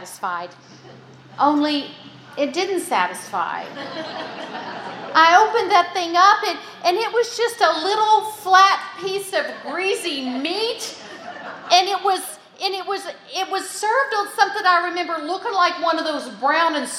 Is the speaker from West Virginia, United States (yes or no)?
yes; West Virginia, United States; I grew up in West Virginia